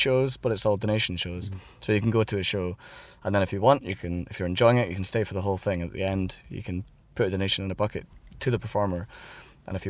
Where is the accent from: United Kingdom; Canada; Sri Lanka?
United Kingdom; Edinburgh, Scotland; moved away as an adult; now in Berlin, Germany; I grew up in Edinburgh